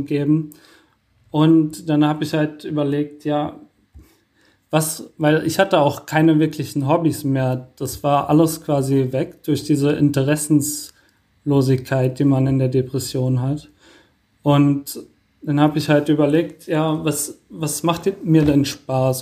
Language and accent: German; Wiesbaden, Hesse, Germany; also born or lived in Mainz / Rheingau; ich bin in Wiesbaden geboren und ähm, habe dann eine lange Zeit in Mainz gewohnt.